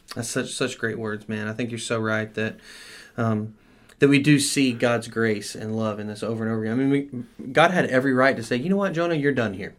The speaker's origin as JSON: {"language": "English", "country": "United States", "said": "as American Christians"}